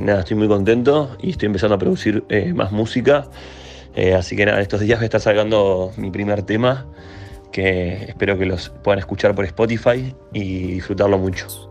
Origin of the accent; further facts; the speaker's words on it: Uruguay; Soy uruguayo, vivo en Montevideo